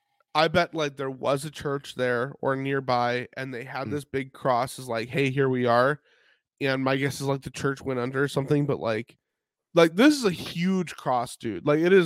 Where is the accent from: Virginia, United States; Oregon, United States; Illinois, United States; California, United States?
Illinois, United States; Chicago; Like growing up in the Chicago area, I was familiar with several mega churches in that area